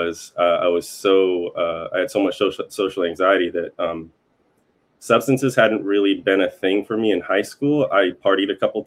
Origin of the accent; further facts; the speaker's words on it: Northern California, United States; also born or lived in Southern Oregon / Arcata, California; I grew up pretty much in one place up in Northern California and in Southern Oregon.